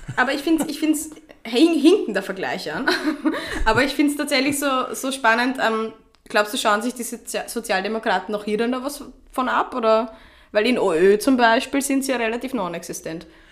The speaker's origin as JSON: {"language": "German", "region": "Vienna", "country": "Austria", "said": "Ich bin Wienerin"}